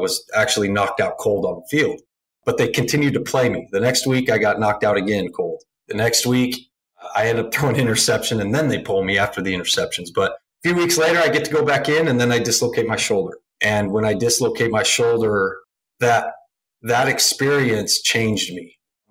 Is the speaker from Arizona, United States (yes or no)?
yes; Arizona, United States; got to go home to Arizona to the Cardinals, play in front of my hometown and all my friends and family.